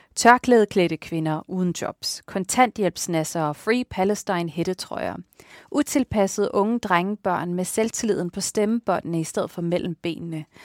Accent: Tåstrupgård, Capital Region of Denmark, Denmark; min opvækst i Tostopgård

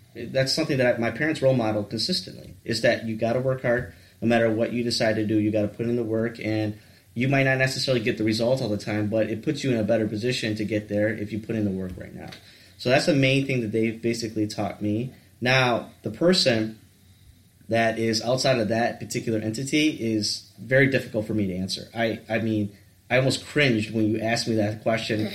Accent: Warren, Michigan, United States; I grew up in the South Side or the Metro Detroit area, basically, in the Warren area

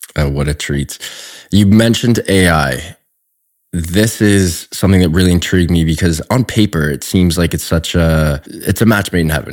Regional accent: Canada; I am Canadian.

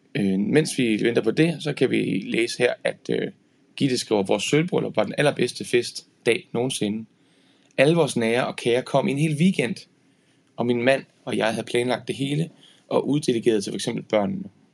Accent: Horsens, Central Denmark Region, Denmark; i Horsens, hvor jeg er fra

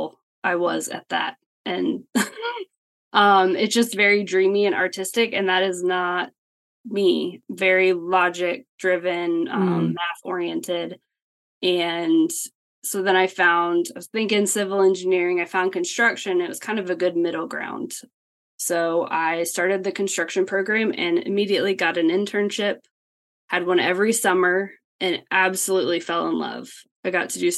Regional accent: Blacksburg, Virginia, United States; moved away as an adult; now in Atlanta, United States; I grew up in Southwest Virginia in a small college town called Blacksburg

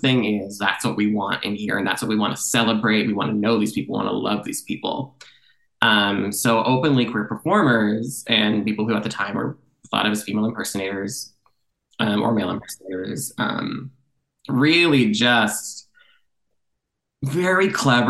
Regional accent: Canada; also born or lived in Toronto; I'm a Canadian theater writer.

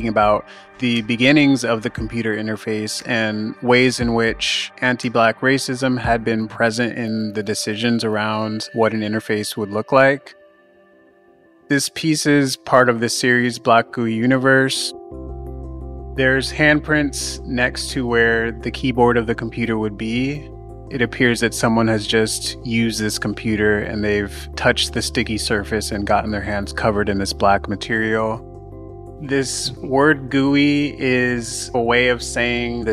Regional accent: Southern California, United States; moved away as an adult; now in New York, United States; I grew up in Southern California, but I moved to New York around the time that I changed my name, and I've been living here ever since

